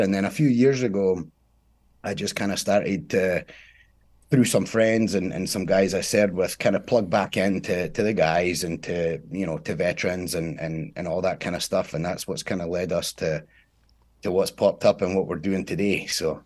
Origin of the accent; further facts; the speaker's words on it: Scotland, United Kingdom; now in United States; I'm from Scotland, born in Scotland, uh, was raised there